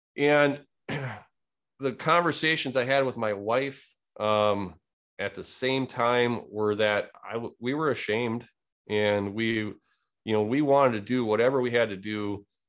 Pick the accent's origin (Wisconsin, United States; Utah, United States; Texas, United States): Wisconsin, United States; Born and raised in Wisconsin